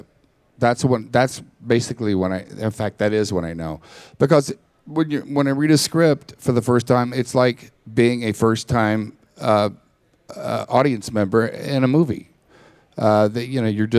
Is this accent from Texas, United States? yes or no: yes; Texas, United States; I grew up in Texas with the cowboy thing